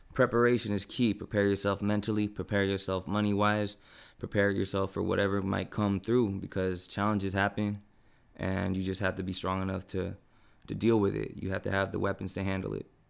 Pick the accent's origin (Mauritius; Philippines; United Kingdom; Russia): Philippines; now in San Diego, United States; I'm a Filipino rapper